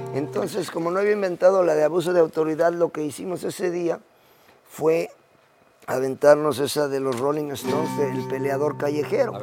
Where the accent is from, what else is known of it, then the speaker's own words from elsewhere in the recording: Puebla, Mexico; yo soy allá de la Bella República de los Borrachitos y los Camotes